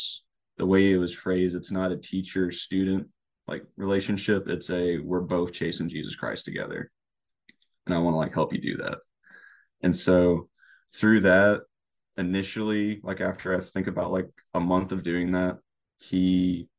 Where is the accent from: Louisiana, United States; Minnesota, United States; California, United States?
Louisiana, United States; Lake Charles; now in Crete, United States; born and raised in Lake Charles, Louisiana